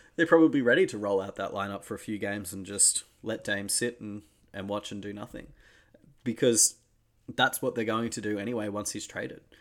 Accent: Australia; as an Australian

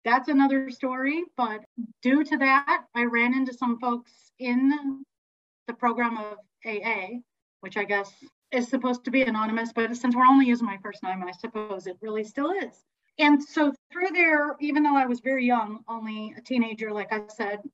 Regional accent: Santa Cruz, California, United States; also born or lived in Berkeley, California; raised in Santa Cruz

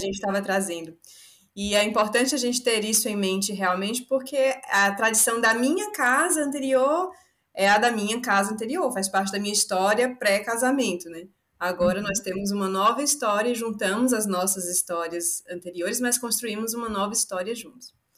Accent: Salvador, Bahia, Brazil; Eu sou de Salvador, eu sou baiana da gema

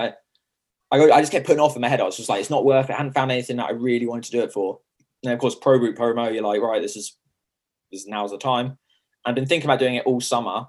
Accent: Chichester, South East England, United Kingdom; accent: strong Sussex; now in London, United Kingdom; I'm not from London. Got a strong Sussex accent.

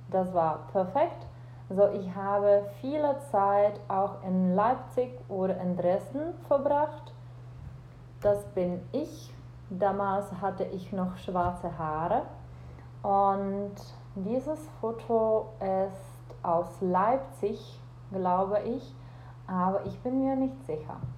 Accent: Czechia; German is a second language; ich komme aus Tschechien und ich bin Deutschlehrerin.

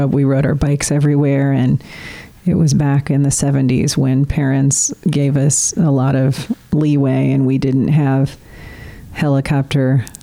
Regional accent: Peoria, Illinois, United States; Peoria, Illinois. Illinois. Right in the middle of the state.

